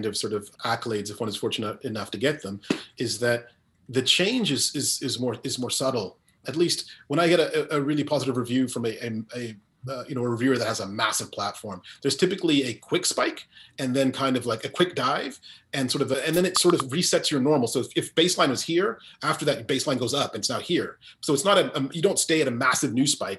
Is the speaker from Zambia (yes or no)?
yes; Zambia; moved away; also born or lived in Guyana; I didn't grow up in Guyana. I grew up in Zambia primarily